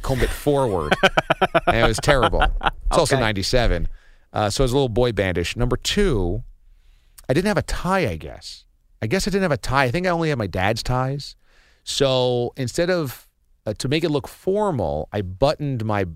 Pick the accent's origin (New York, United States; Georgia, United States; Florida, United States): New York, United States; Warwick; my hometown of Warwick, New York